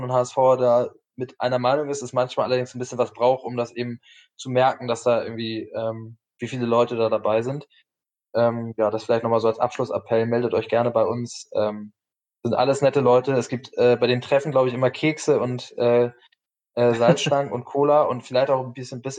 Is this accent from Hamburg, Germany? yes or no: yes; Hamburg, Germany; moved away as an adult; also born or lived in Nuremberg; bin nach dem Abi, ähm, habe ich Zivi gemacht, bin aus Hamburg weg, habe in Nürnberg auf dem äh, ehemaligen Reichsparteitagsgelände Führung gemacht